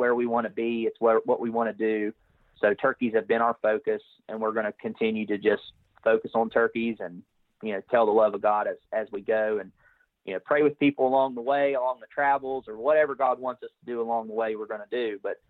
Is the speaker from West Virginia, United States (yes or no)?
yes; West Virginia, United States; So I'm from West Virginia, and I'm married to my beautiful wife